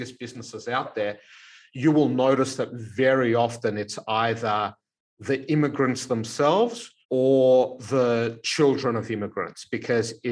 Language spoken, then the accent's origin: English; Melbourne, Victoria, Australia; we grew up in the Elsternwick Housing Commission flats here in Melbourne